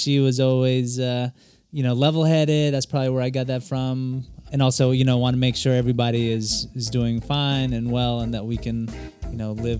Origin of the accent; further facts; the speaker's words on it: South Carolina, United States; Growing up in South Carolina, it was definitely different.